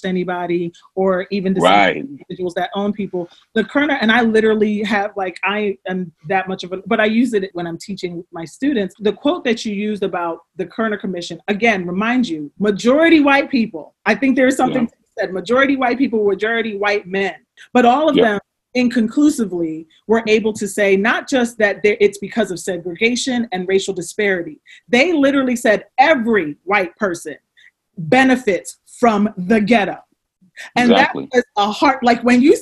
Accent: Trenton, New Jersey, United States; I'm from Trenton.

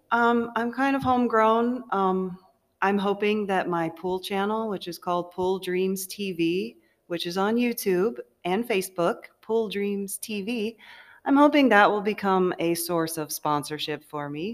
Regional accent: Orlando, Florida, United States; I'm from Orlando, Florida, here in Iowa

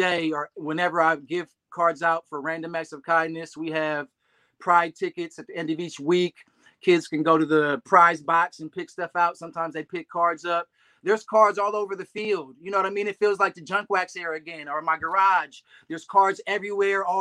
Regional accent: Berkeley, California, United States; also born or lived in Oakland, California / Texas / Hercules, California; we live and reside in Northern California in the Bay Area, born and raised

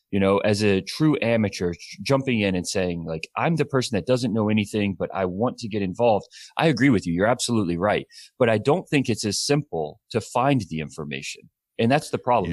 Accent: Alabama, United States; also born or lived in Tennessee; now in California, United States; I grew up in Alabama and then moved to Tennessee

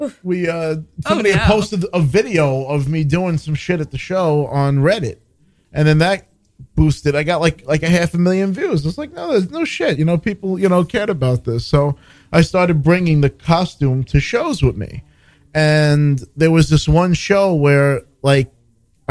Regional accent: New York, United States; I'm a New Yorker

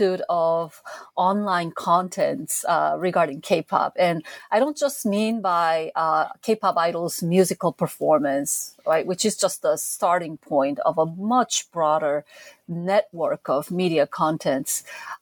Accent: South Korea; moved away as an adult; now in United States; As a teenager growing up in South Korea in the 70s and 80s

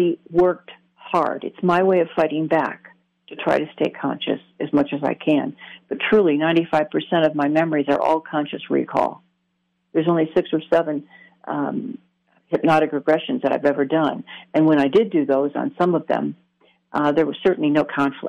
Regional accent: Michigan, United States; I grew up in Michigan, very wooded area

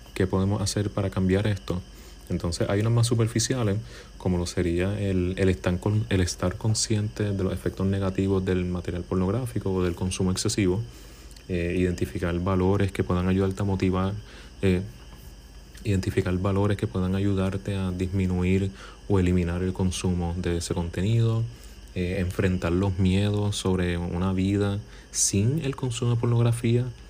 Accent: Puerto Rico; aquí en Puerto Rico, de donde soy

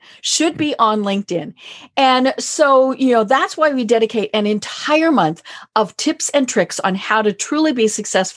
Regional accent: Colorado, United States; I'm from Colorado

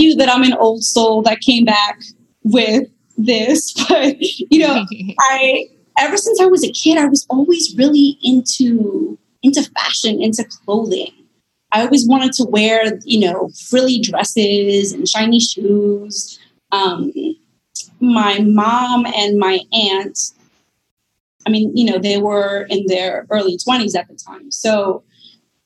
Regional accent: New York, United States; also born or lived in Bronx; born in New York. Both of my parents were born in Puerto Rico and met stateside. And we moved around like a handful of times, and it was mostly like Queens and Long Island

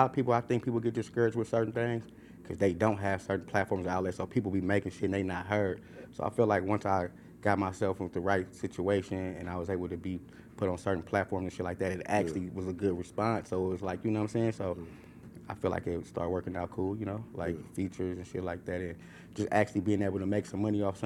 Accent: Oakland, California, United States; I'm from East Oakland.

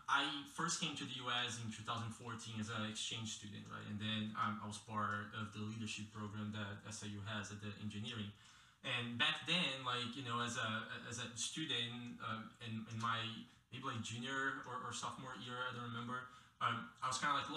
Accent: Brazil; moved away as an adult; now in Carbondale, United States; I'm from Brazil originally. I've been here in Carbondale and in the US for 5 years now

